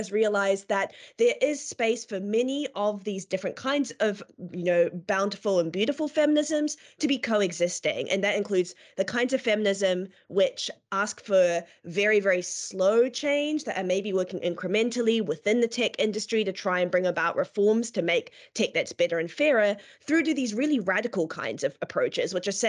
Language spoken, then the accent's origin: English; New Zealand; moved away as an adult; now in United Kingdom; And so, yes, I also have the pleasure of working with Eleanor. I'm originally from Aotearoa, New Zealand, but moved to the UK when I was about 18